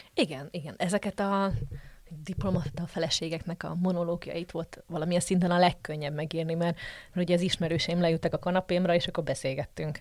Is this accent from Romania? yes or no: no; Slovakia; also born or lived in Žitný ostrov (Csallóköz); now in Brussels, Belgium